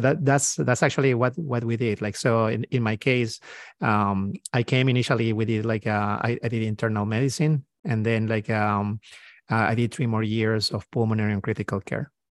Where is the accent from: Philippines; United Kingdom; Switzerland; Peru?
Peru; moved away as an adult; now in United States; I'm, uh, from South America. I'm, uh, from, from Peru.